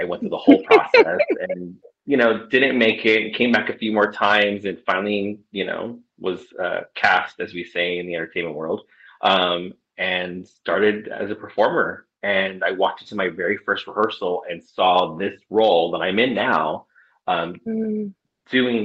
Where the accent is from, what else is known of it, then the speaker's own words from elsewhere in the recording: Southern California, United States; also born or lived in Orange County, California; I've been born and raised in Southern California all of my life.